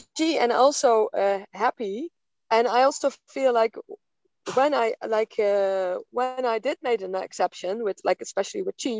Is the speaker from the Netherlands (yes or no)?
yes; Netherlands; now in Portugal; I live off-grid in Portugal, and I come from Holland.